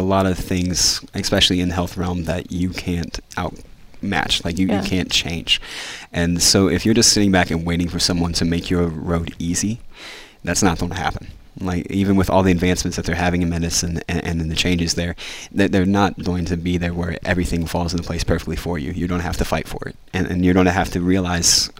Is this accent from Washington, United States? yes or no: no; West Virginia, United States; I'm a redneck from West Virginia.